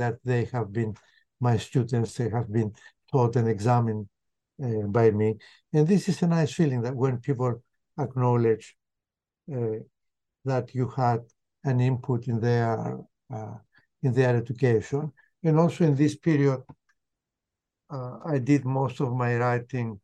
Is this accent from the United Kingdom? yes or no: no; Cyprus; moved away as an adult; also born or lived in Connecticut, United States / Massachusetts, United States; I was born and raised in Cyprus until my late teens